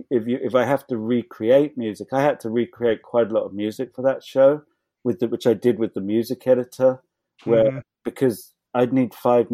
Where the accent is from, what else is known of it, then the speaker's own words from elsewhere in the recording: England, United Kingdom; which come growing up in England, we always used to get French and Italian films from the video shop.